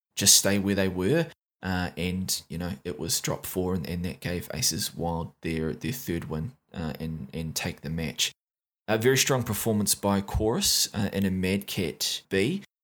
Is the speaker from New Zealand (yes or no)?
yes; New Zealand; accent: Kiwi; my Kiwi accent.